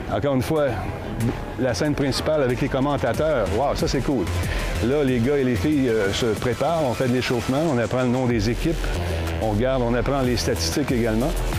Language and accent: French; Canada; on vient du Canada